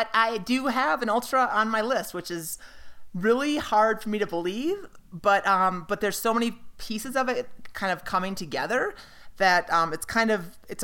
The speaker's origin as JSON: {"language": "English", "region": "Minnesota", "country": "United States", "tie": "born or raised there", "moved": "yes", "said": "It's my Minnesota roots"}